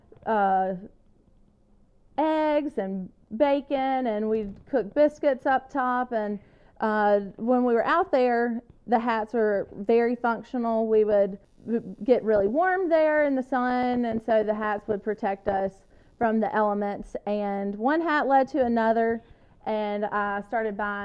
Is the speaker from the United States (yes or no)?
yes; Mississippi, United States; moved away as an adult; also born or lived in Wyoming; move back to my hometown where I never thought I'd live